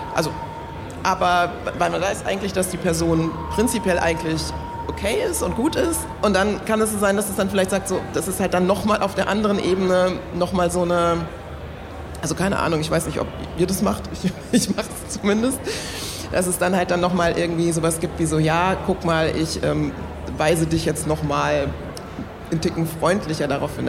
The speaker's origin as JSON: {"language": "German", "country": "Germany", "tie": "born or raised there", "said": "obwohl hier geboren, aufgewachsen, deutscher Pass, alles"}